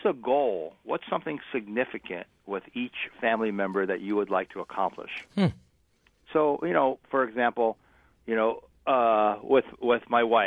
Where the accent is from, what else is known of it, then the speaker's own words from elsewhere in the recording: East Coast, United States; now in West Coast, United States; I'm on the West Coast. I grew up on the East Coast.